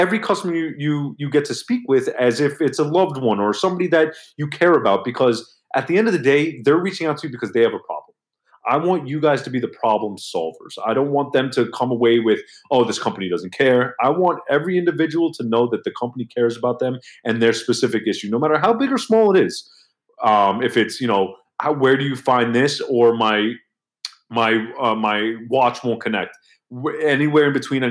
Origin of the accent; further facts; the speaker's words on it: New York, United States; I'm 33 years old. I'm from New York